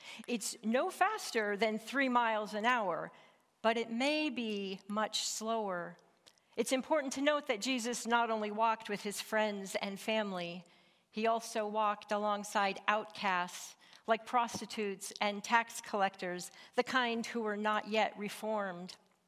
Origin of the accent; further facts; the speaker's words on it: Montana, United States; Growing up in Northwest Montana marked me as a mountain woman.